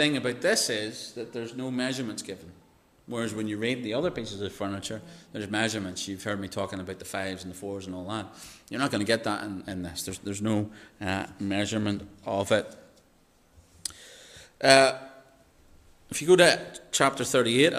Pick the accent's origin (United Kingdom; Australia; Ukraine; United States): United Kingdom; Northern Ireland; Mirror, when I say mirror as a Northern Irish person, it's very different to how you pleasant English people say mirror.